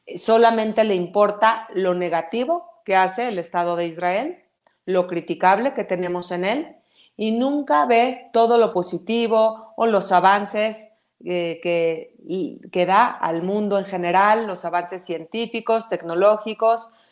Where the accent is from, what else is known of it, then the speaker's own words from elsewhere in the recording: Mexico; somos mexicanos, primero que nada, esa es nuestra principal lealtad